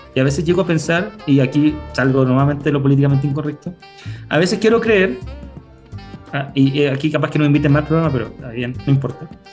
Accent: Temuco, Araucanía, Chile; Yo soy de Temuco

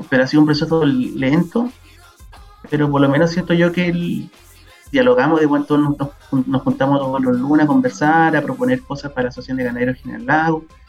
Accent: northern Chile, Chile; Nosotros pasamos a ser Chile hace, no, hace mucho, o después de la guerra pacífica

